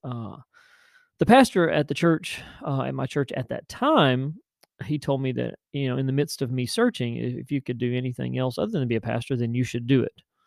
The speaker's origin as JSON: {"language": "English", "region": "West Tennessee", "country": "United States", "tie": "born or raised there", "said": "a pastor of the little church there in Tennessee, in West Tennessee, my hometown"}